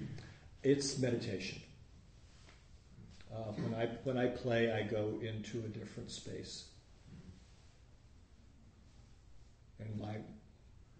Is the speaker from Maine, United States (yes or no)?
no; Los Angeles, California, United States; I grew up in Woodland Hills